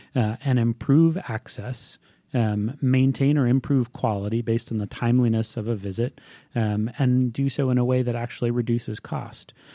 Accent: Hawaii, United States; moved away as an adult; now in Atlanta, United States; I was, uh, born and raised in Hawaii, um, and, uh, from the time I was about six months old until I left for college.

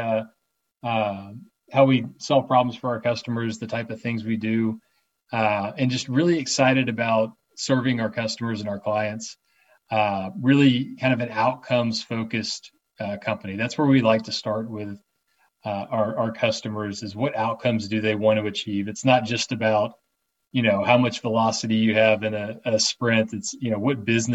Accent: Atlanta, Georgia, United States; A lot of us are born and raised in Atlanta here as well

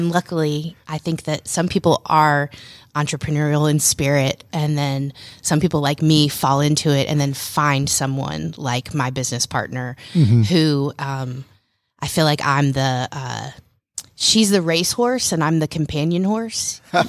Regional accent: Roswell, Georgia, United States; I grew up in Roswell, a little north of Atlanta, mm-hmm. and it's a beautiful place to live.

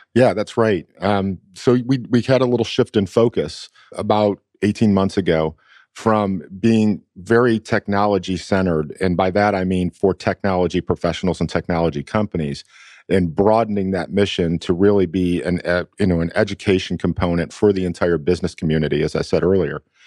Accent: Buffalo, New York, United States; moved away as an adult; now in Atlanta, United States; I'm from Buffalo originally. Um, I was moved here to Atlanta by a company

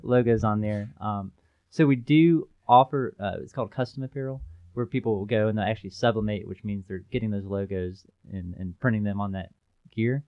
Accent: Chattanooga, Tennessee, United States; born and raised in Chattanooga

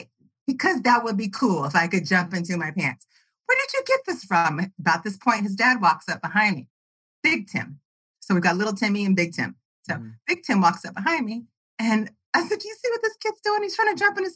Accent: Kansas City, Missouri, United States; also born or lived in North Carolina; I grew up and born and raised in Kansas City on the Missouri side

